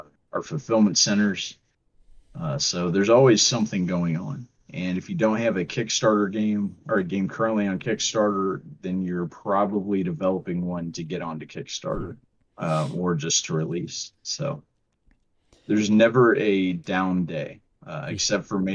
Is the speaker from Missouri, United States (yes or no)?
yes; St. Louis, Missouri, United States; moved away; We are from the St. Louis area